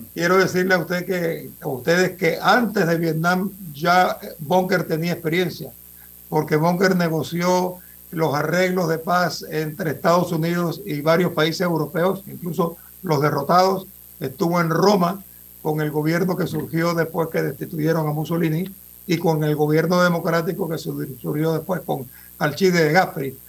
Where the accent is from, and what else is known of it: Panama